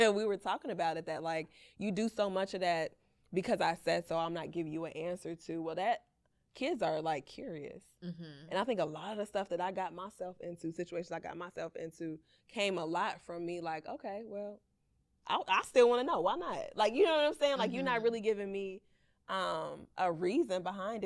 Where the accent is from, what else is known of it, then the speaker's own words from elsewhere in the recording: Chicago, Illinois, United States; we both grew up in Chicago, right? Southside